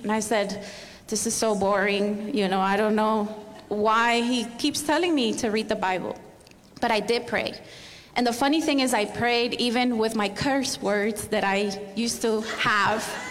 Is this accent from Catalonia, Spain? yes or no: yes; Barcelona, Catalonia, Spain; moved away as an adult; also born or lived in Miami; now in United States; I'm from Spain, from Barcelona